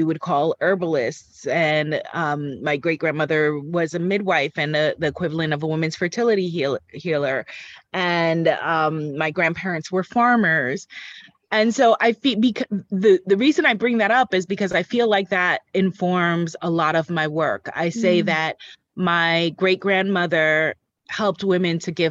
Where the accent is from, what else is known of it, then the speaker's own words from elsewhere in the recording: New York, United States; I am a New Yorker born and raised